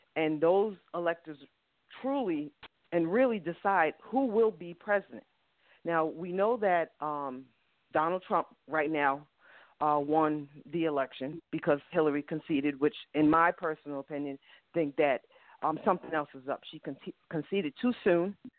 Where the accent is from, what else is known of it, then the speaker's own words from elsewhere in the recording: New York, United States; now in Georgia, United States; I live in Georgia. Georgia is a Republican state. I'm from New York